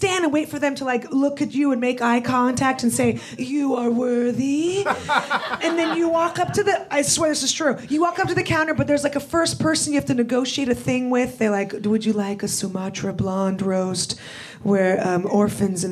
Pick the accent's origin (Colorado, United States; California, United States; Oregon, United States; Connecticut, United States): California, United States; San Francisco; I grew up in San Francisco